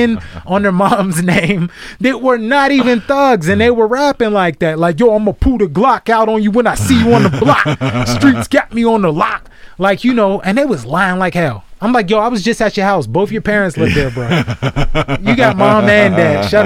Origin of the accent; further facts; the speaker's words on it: Garfield, United States; moved away; also born or lived in Alabama; one of them is a friend I grew up with in Garfield